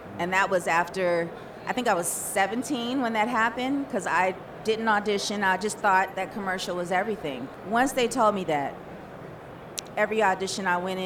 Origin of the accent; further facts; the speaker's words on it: Pasadena, California, United States; I grew up in Pasadena, California